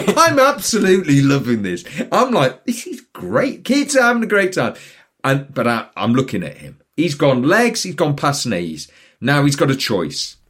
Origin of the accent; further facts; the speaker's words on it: Newcastle upon Tyne, North East England, United Kingdom; moved away; I grew up in Newcastle. Now, Newcastle's on the North Sea